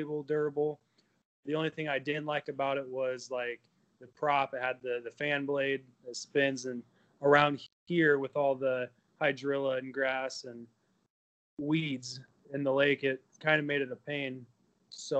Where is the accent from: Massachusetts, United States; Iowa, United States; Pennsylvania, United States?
Iowa, United States; Avoca; I grew up in the same town I live in. It's Avoca, Iowa, pretty small town, southwest